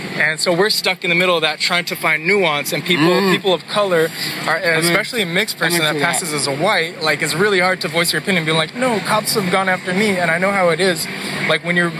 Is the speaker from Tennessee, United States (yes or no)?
no; Seattle, Washington, United States; I'm from Seattle. I've just been here my whole life.